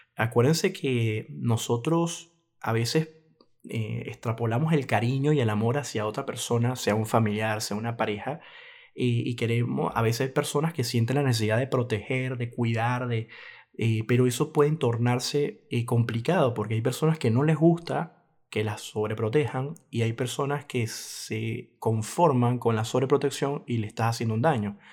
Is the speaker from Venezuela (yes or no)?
yes; Venezuela; mi país Venezuela